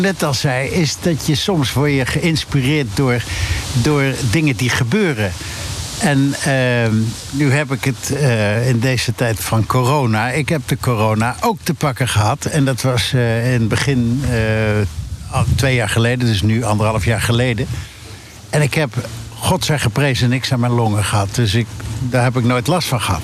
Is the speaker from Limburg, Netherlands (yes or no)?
no; Utrecht, Netherlands; ik ben in Utrecht geboren en ik heb het gestudeerd.